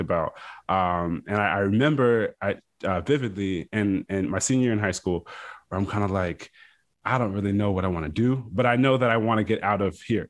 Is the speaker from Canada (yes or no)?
no; Fredericksburg, Virginia, United States; I am originally from Fredericksburg, Virginia. It's a small town right in between Washington, D C, and Richmond, uh, Virginia